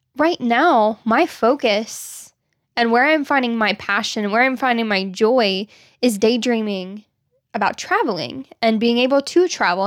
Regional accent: Arkansas, United States; growing up in Arkansas

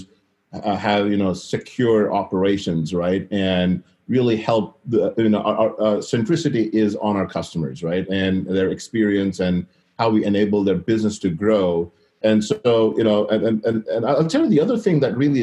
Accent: Seattle, Washington, United States; I am from Seattle

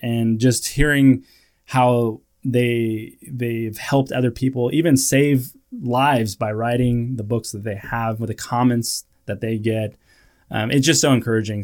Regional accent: California, United States; moved away as an adult; also born or lived in Iowa; I grew up in California

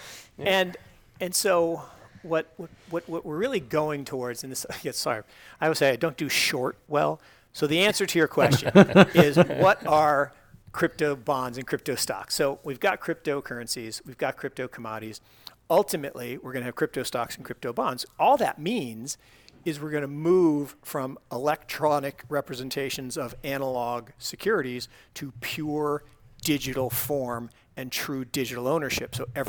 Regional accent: Pacific Northwest, United States; I grew up with Sasquatch. Come on, I grew up in the Pacific Northwest.

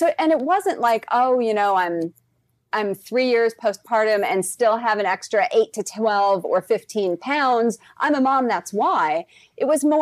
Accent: South Dakota, United States; moved away as an adult; also born or lived in Los Angeles, California; We were living in LA, and I'm originally from South Dakota.

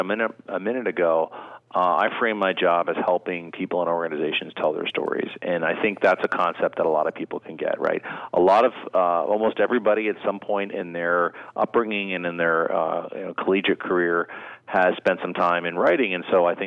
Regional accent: State College, Pennsylvania, United States; moved away; also born or lived in Florida / Washington; I grew up there in State College

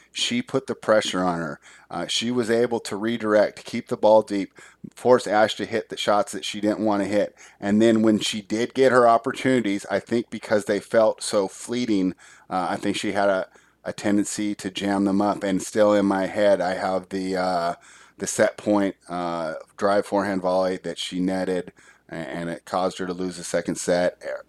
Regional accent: Latvia; But with Latvia playing the United States, so I saw my home country versus my favorite player.

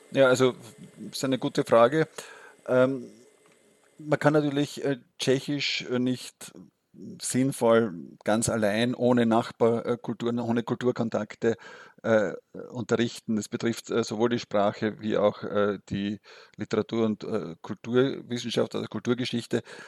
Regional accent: Austria; als Österreicher

